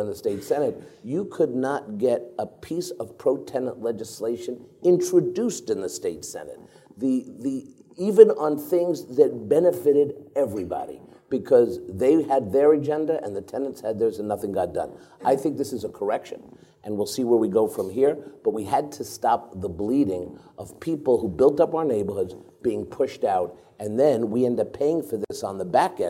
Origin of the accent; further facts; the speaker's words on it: New York City, New York, United States; Where I grew up in Washington Heights